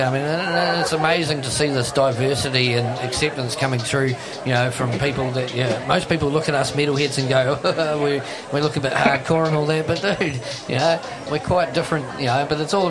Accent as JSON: {"language": "English", "country": "New Zealand", "said": "as a New Zealander, we're extremely proud to have you here"}